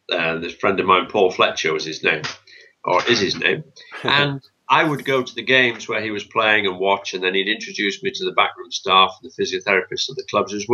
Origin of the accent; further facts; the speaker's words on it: Bolton, North West England, United Kingdom; moved away; also born or lived in Norwich; I'm from Bolton